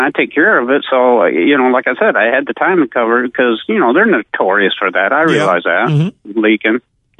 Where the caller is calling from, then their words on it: Austin, Texas, United States; Austin, Texas.